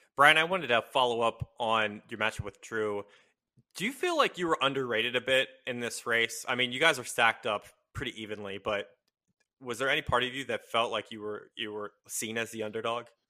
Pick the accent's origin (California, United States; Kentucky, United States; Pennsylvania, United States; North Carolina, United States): Pennsylvania, United States; Hershey; I'm from Hershey.